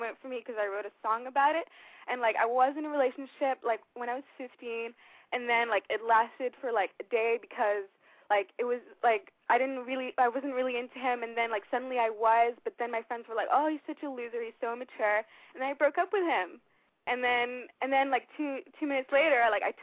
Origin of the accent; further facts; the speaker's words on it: Switzerland; I'm 22, and I'm from Switzerland